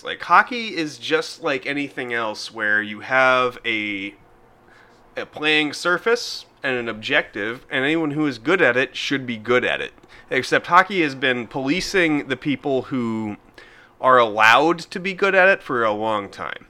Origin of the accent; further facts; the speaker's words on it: Denver, Colorado, United States; my hometown, Denver